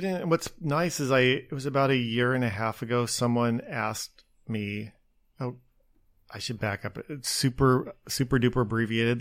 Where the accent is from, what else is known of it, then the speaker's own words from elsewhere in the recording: Spokane, Washington, United States; moved away as an adult; also born or lived in Seattle, United States / Los Angeles, United States / New York, United States; now in Long Beach, United States; I grew up outside of Spokane, or, and it was just itty bitty little town